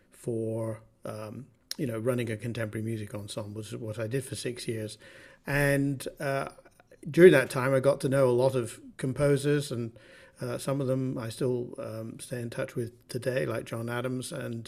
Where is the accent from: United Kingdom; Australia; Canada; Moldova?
United Kingdom; Bath, South West England; now in United States; I grew up in Bath in southern England, and music was always in the household.